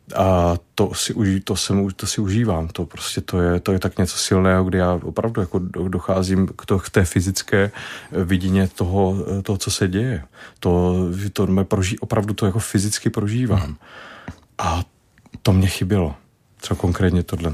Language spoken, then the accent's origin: Czech; Brno, South Moravian Region, Czechia; od malička, když jsem z Brna